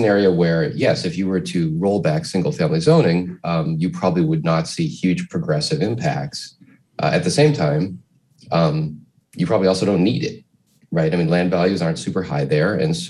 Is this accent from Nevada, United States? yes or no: no; outside of Boston, Massachusetts, United States; now in West Hollywood, United States; the neighborhood where I grew up outside of Boston.